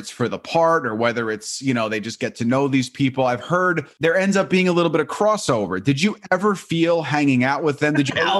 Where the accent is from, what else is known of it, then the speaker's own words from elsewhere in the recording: Long Island, New York, United States; I'm from Long Island.